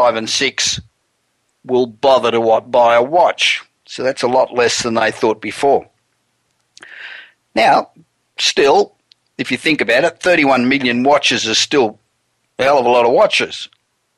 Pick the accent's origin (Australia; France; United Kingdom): Australia; moved away as an adult; now in United States; I'm originally Australian, coming here 27 years ago